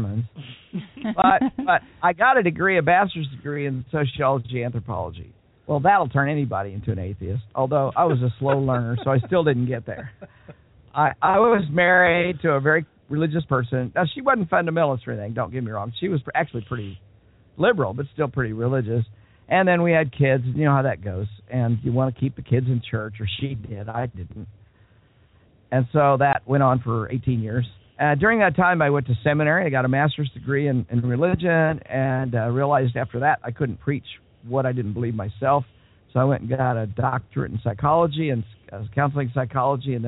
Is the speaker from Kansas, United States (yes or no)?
yes; Wichita, Kansas, United States; I was born and raised in Wichita, Kansas